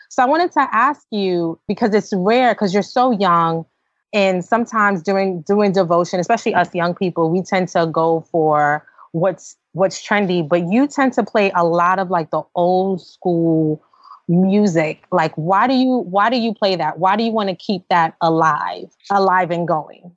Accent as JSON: {"language": "English", "town": "New York City", "region": "New York", "country": "United States", "said": "we're from New York City"}